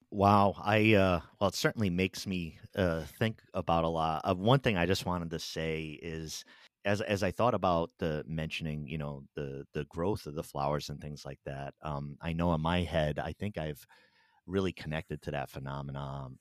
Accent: Pawtucket, Rhode Island, United States; I grew up in Pawtucket, Rhode Island

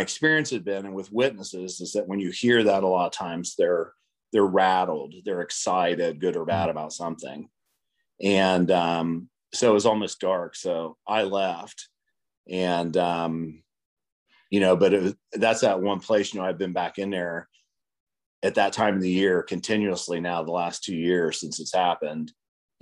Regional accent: Ohio, United States; the one park that I grew up in Ohio, the most remote park there, grew up hunting there all the time as a child.

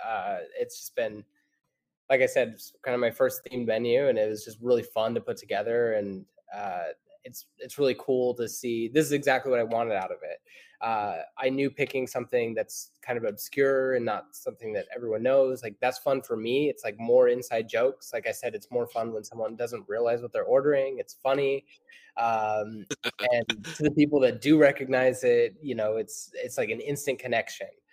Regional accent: Idaho, United States; moved away as an adult; now in North Carolina, United States; I grew up in Idaho my whole life

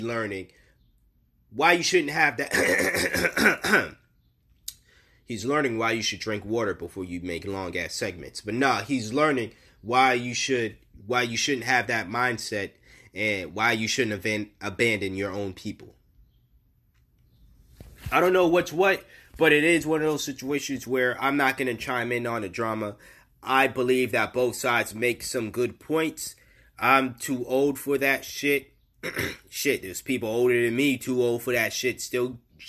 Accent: Massachusetts, United States; I'm from Massachusetts. They kind of teach you this shit.

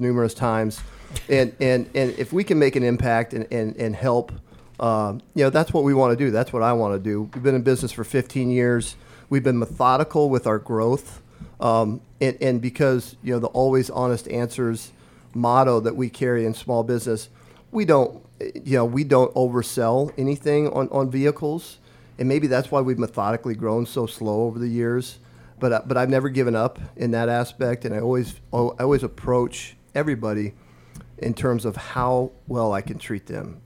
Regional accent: Omaha Indian Reservation, northeast Nebraska, United States; moved away as an adult; now in Lincoln, United States; So I grew up on the Omaha Indian Reservation in northeast Nebraska, a village of 90 people

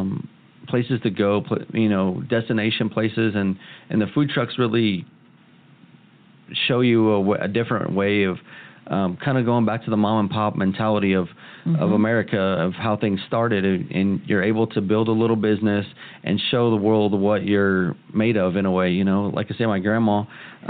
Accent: Kansas City, United States; I grew up here in Kansas City and, you know, by Polish Hill

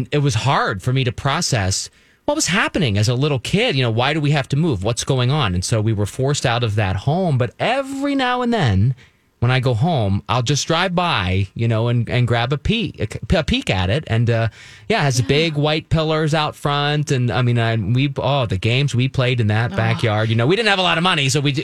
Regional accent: Pennsylvania, United States; we moved a lot when I was young, my family growing up in South Central Pennsylvania

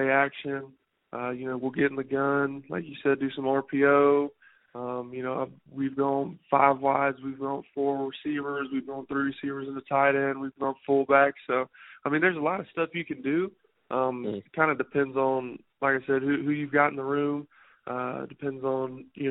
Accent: South Carolina, United States; moved away as an adult; also born or lived in Colorado; play for my home state

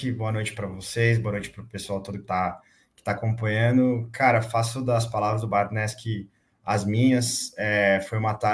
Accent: Ribeirão Preto, São Paulo, Brazil; moved away as an adult; now in Rio de Janeiro, Brazil; eu sou do interior de São Paulo, né? É, nem todo mundo sabe, mas eu, eu morei no interior de São Paulo até os 18 anos

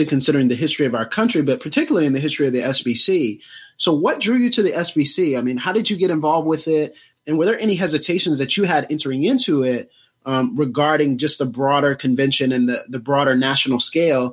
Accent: Pensacola, Florida, United States; I'm from Florida

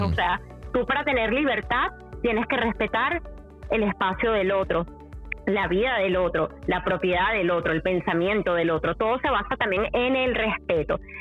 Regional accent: Venezuela; yo que soy venezolana

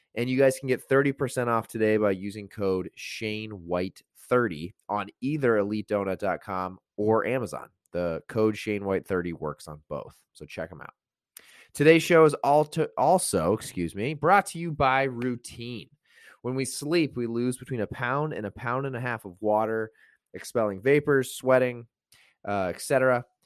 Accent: Santa Barbara, California, United States; I'm actually from Santa Barbara

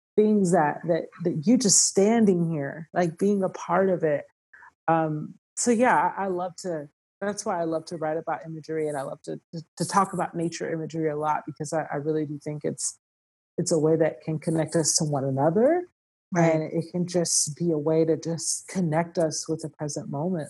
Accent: Georgia, United States; moved away; also born or lived in California; I was born in California, but I was raised in Georgia

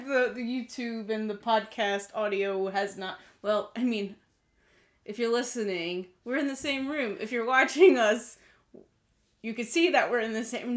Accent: United States; we grew up in America

